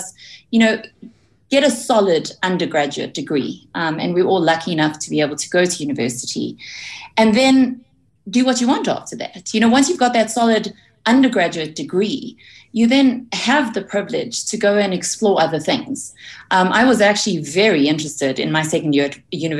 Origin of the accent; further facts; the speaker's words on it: Potchefstroom, North West, South Africa; moved away as an adult; I was born in Potchefstroom in the North West Province.